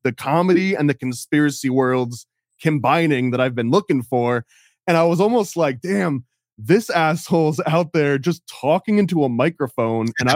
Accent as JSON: {"language": "English", "country": "United States", "tie": "born or raised there", "said": "I was born in America."}